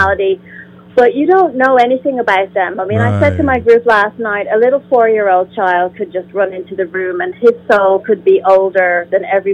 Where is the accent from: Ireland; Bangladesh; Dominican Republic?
Ireland; I'm from Ireland